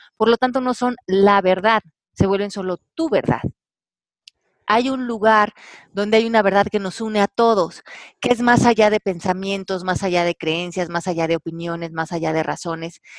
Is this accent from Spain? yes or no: no; Mexico; moved away; aquí en mi país